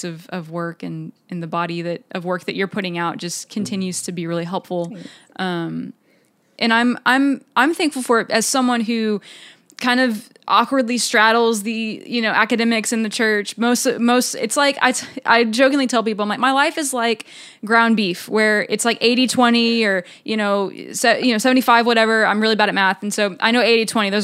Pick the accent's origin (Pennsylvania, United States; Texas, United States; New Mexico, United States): Texas, United States; we're both from Texas